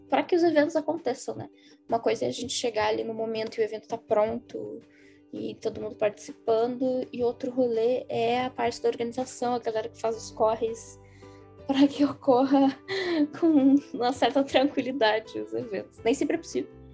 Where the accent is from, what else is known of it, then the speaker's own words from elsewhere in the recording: Porto Alegre, Rio Grande do Sul, Brazil; eu sou de Porto Alegre